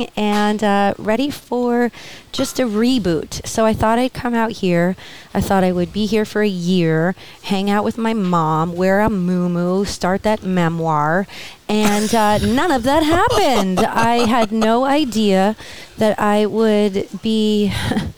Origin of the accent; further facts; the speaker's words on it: New Jersey, United States; now in Coachella Valley, United States; We're from New Jersey.